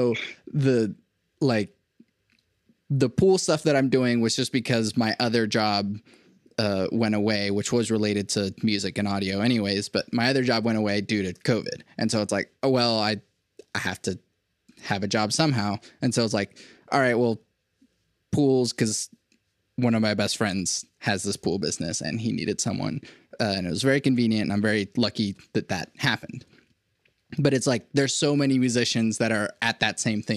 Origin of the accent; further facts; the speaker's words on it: Venezuela; I was born in Venezuela